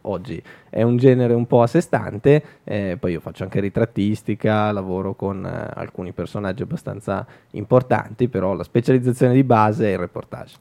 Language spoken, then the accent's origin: Italian; Milan, Lombardy, Italy; ho fatto più o meno tutta la zona Navigli essendoci cresciuto